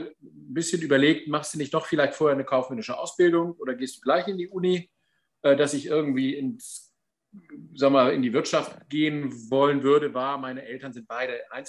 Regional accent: Warstade, Lower Saxony, Germany; Abitur im äh, schönen Landkreis Cuxhaven in meiner Heimat in Warstade gemacht

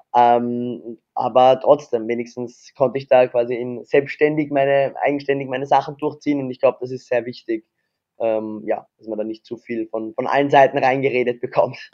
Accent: Vienna, Austria; bin ja Wiener, also Österreicher

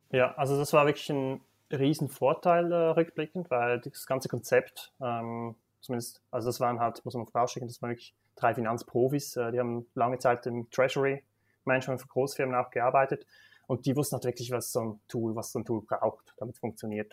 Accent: Switzerland; accent: Swiss; also born or lived in Basel / Singapore; now in Zürich, Switzerland; Ich bin in Bergen aufgewachsen, klassisch in der Schweiz

